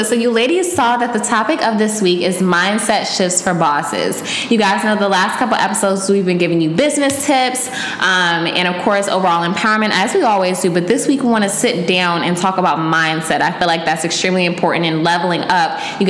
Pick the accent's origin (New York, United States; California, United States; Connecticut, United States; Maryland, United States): Maryland, United States; born or raised there